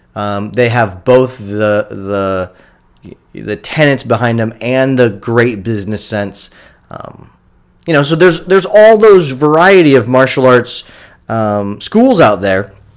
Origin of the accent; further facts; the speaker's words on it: Kendallville, Indiana, United States; my hometown of Kendallville.